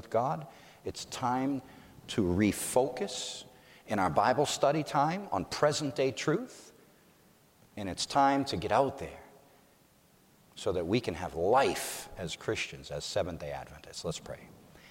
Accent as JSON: {"language": "English", "region": "Massachusetts", "country": "United States", "said": "I'm from Massachusetts"}